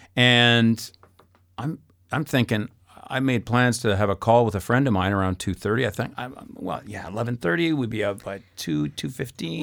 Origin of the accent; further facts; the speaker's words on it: Saskatoon, Saskatchewan, Canada; moved away as an adult; also born or lived in Alberta / British Columbia / Manitoba / Ontario; I'm from Saskatoon.